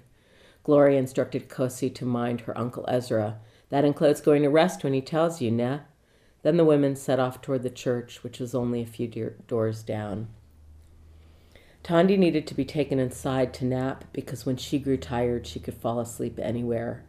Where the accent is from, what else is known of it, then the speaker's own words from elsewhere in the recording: Washington, District of Columbia, United States; now in Los Angeles, United States; I'm from Washington, D.C., and I'm based in Laurel Canyon in Los Angeles.